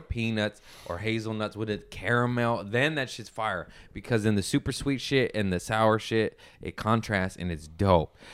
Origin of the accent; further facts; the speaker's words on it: Torrance, California, United States; I grew up in Torrance, West Torrance